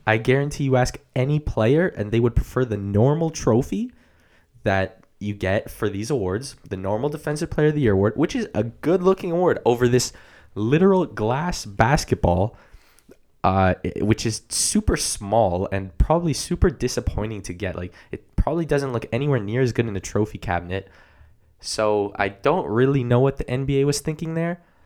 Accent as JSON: {"language": "English", "country": "Canada", "said": "We're Canadian"}